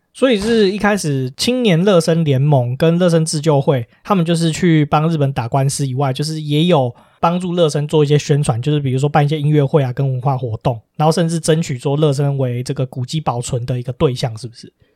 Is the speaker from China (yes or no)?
no; Taiwan; 身为台湾人，其实我们是一个很珍贵的地方